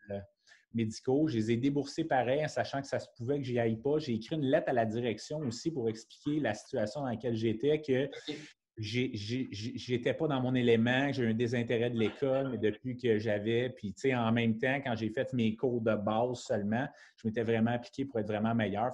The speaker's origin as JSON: {"language": "French", "town": "Montreal", "region": "Quebec", "country": "Canada", "tie": "born or raised there", "lives_now": "Brossard, Canada", "said": "je suis natif de la ville de Montréal. Maintenant, je suis établi avec ma conjointe Émilie sur la rive sud à Brossard"}